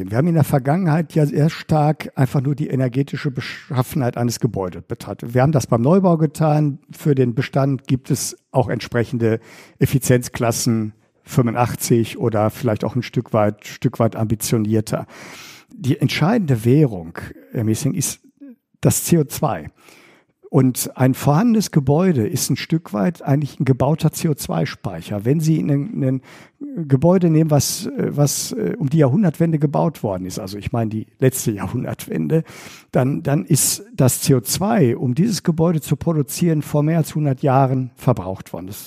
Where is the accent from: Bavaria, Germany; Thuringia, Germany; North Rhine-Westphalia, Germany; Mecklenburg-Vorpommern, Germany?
North Rhine-Westphalia, Germany; Bochum; meiner Heimatstadt Bochum